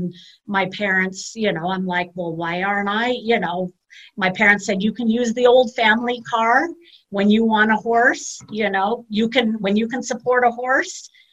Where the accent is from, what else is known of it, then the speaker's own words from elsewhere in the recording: Palos Verdes, California, United States; born and raised in the South Bay. My parents moved to Palos Verdes.